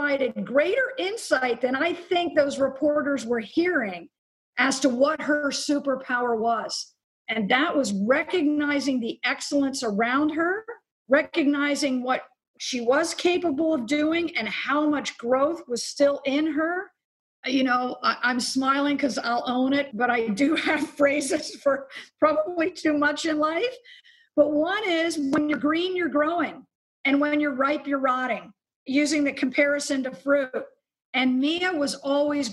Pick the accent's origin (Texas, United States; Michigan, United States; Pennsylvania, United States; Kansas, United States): Pennsylvania, United States; Lititz; moved away; I grew up in a small... What people tell me, I haven't been back, is a small farming community, Lititz, Pennsylvania